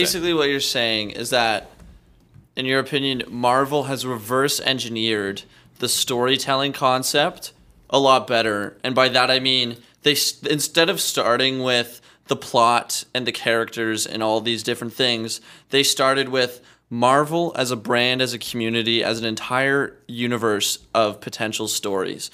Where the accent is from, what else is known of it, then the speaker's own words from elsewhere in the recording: Regina, Saskatchewan, Canada; I'm from Regina, Saskatchewan.